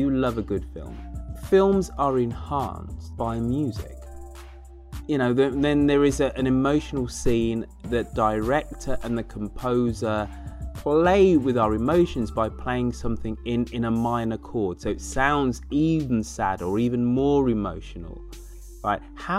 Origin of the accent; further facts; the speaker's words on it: Birmingham, West Midlands, United Kingdom; because my times away from my hometown of Birmingham, you know, are quite lengthy